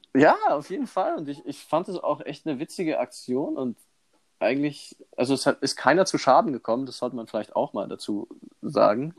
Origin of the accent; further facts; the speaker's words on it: Immenstadt, Bavaria, Germany; ich bin ja in Immenstadt aufgewachsen